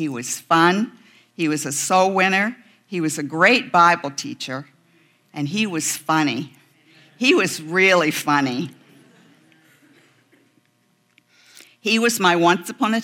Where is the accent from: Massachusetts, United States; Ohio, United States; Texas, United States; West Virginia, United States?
West Virginia, United States; moved away; I'm a mountain girl. I'm from West Virginia.